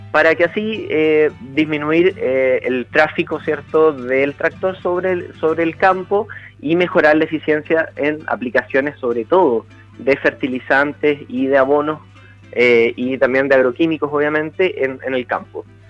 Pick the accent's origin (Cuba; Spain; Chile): Chile